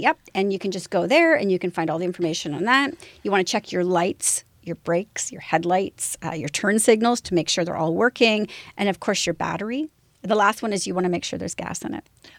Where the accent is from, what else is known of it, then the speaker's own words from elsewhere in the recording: London, Ontario, Canada; I grew up in London, Ontario, so I grew up along that whole place.